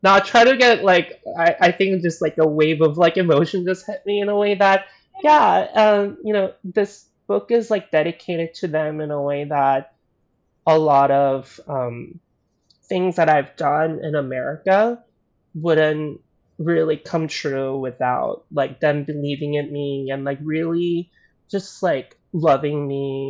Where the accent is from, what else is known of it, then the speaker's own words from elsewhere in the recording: the South, United States; growing up in the South. So I didn't necessarily have a lot of like Asian friends or didn't grow up with a lot of Asian community slash culture.